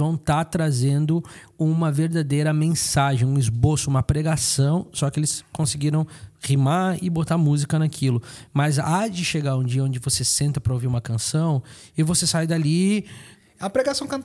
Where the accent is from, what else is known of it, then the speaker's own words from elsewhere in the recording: South Region, Brazil; de alguém que vem do Nordeste, eu que sou aqui do Sul